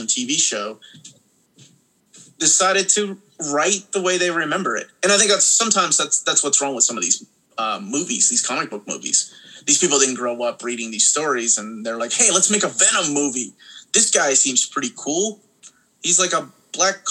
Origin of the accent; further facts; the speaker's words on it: Peru; moved away; I had already seen things like that growing up in Peru